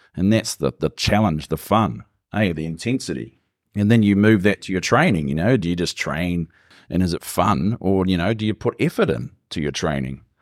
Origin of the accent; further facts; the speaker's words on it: Gisborne, New Zealand; born and bred in Gizzy, Love the place. Never really moved.